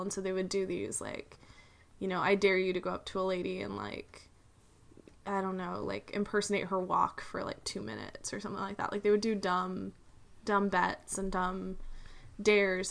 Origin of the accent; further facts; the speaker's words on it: United States; as an American